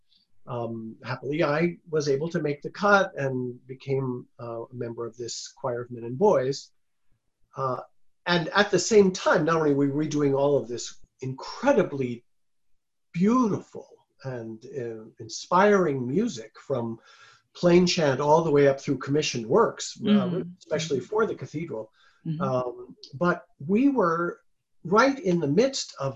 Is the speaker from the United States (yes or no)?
yes; Washington, District of Columbia, United States; now in Milwaukee, United States; I grew up in Washington, D.C.